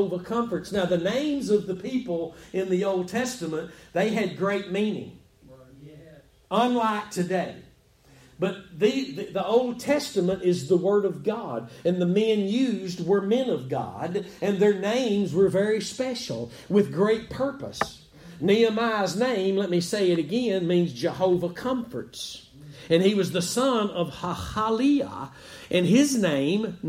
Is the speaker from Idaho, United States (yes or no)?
no; Texas, United States; I'm from Texas.